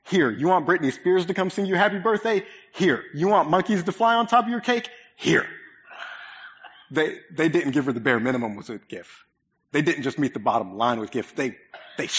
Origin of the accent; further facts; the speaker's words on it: Oklahoma, United States; moved away; My family's massive. there's a lot of us, and most of us live in Oklahoma.